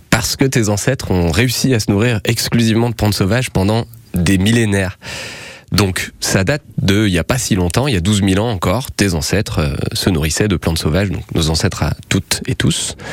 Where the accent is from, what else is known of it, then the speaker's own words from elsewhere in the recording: Pilat, Auvergne-Rhône-Alpes, France; j'ai grandi dans le Pila